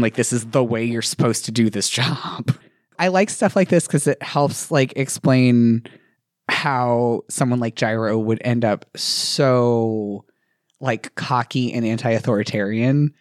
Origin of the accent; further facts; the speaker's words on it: Indiana, United States; I'm from Indiana